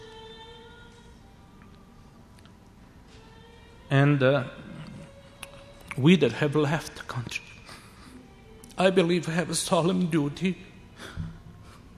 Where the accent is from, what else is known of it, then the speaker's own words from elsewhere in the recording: Serbia; now in Canada; this is my hometown